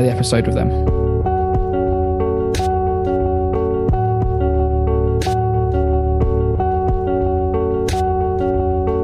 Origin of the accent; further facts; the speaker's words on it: Reading, South East England, United Kingdom; Reading, which is my hometown